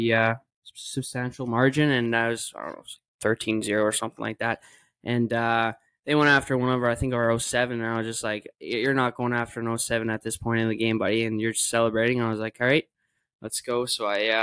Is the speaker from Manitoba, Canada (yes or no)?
yes; Winnipeg, Manitoba, Canada; moved away as an adult; now in Israel; Winnipeg, with my hometown